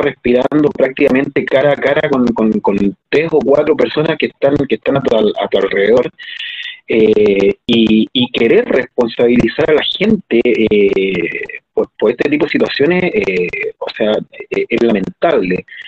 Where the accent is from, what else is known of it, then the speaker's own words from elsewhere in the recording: Conchalí, Santiago Metropolitan, Chile; yo soy de Contralí y trabajaba en la dehesa